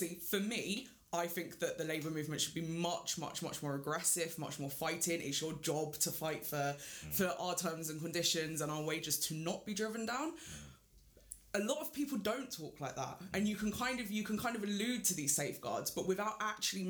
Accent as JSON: {"language": "English", "region": "London", "country": "United Kingdom", "tie": "born or raised there", "said": "growing up in London"}